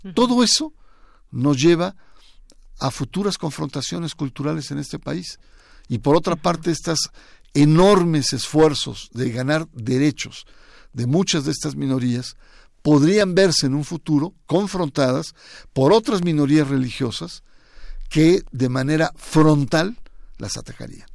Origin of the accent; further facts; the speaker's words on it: Mexico; del ADN de los mexicanos, que nos ha costado mucho